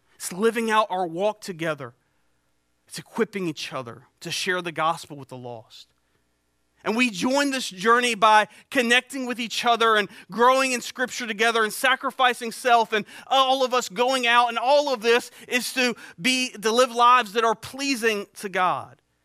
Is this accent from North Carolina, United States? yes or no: yes; Eastern North Carolina, United States; also born or lived in Beaufort County, North Carolina; I grew up here in East North Carolina